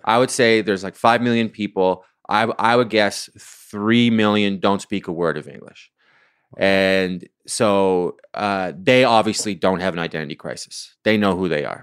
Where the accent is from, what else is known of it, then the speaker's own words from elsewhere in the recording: Ottawa, Ontario, Canada; moved away; I grew up in Ottawa, which is the capital of Canada.